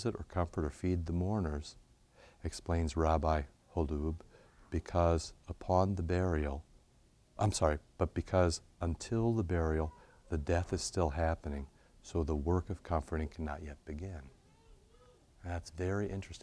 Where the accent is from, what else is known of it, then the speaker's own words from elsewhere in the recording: Cedar Rapids, Iowa, United States; Cedar Rapids, Iowa, my hometown